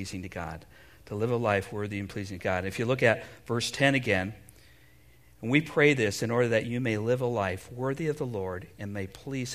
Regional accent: United States; here as American parents

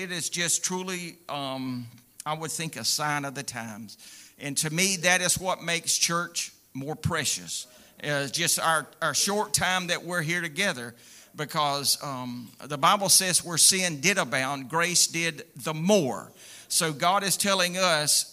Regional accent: United States; I'm proud to be an American. I really am

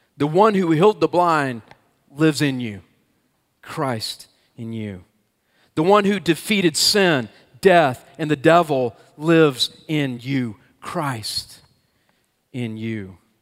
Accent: Atlanta, Georgia, United States; I grew up in the Atlanta area

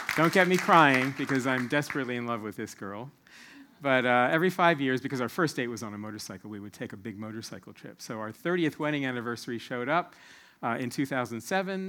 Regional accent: Silver Spring, Maryland, United States; moved away as an adult; now in New Zealand; I was born and raised in the Silver Spring, Maryland area

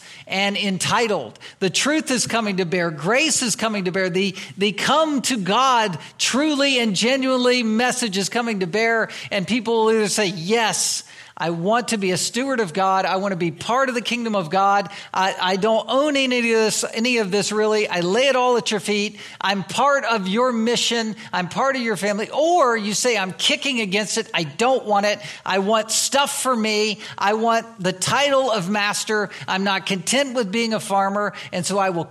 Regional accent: United States; we are American citizens, we're part of this country

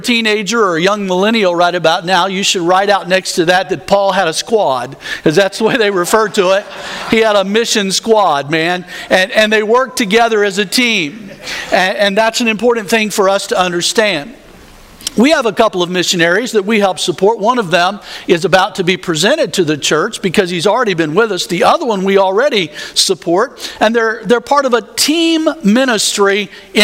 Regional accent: the South, United States; I grew up in the South

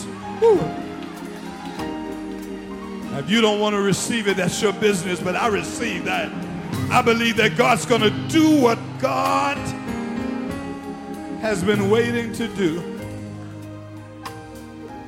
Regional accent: Arthurtown, South Carolina, United States; his family and I grew up together in Arthurtown

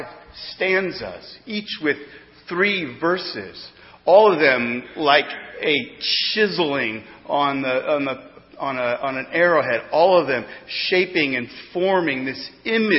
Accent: Missouri, United States; now in East Coast, United States; growing up in Missouri had a lot of advantages

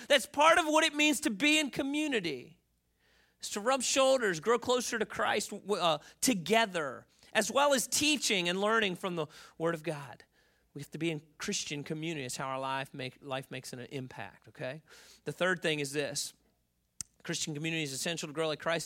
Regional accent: Baltimore, Maryland, United States; moved away; I grew up in Baltimore

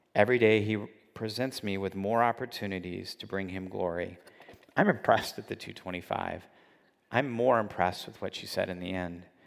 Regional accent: California, United States; I grew up in California where dieting is, uh, just part of the culture

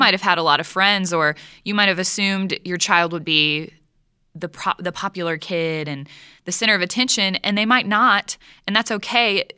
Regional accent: Texas, United States; I'm from Texas

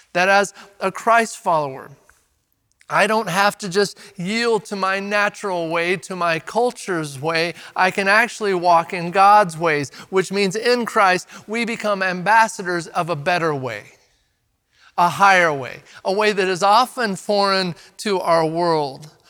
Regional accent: Redmond, Oregon, United States; Growing up in Redmond

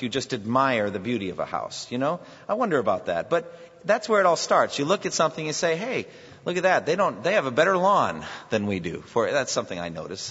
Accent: United States; One of the things about being Americans

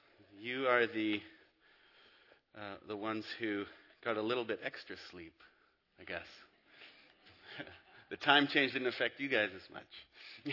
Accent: Abbotsford, British Columbia, Canada; moved away as an adult; also born or lived in Whistler / Squamish / Florida; I grew up in Abbotsford, went to MEI

